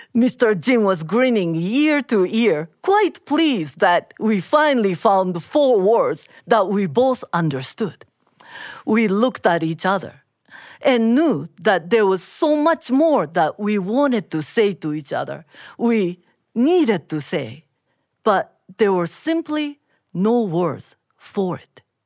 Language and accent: English; Japan; I am Japanese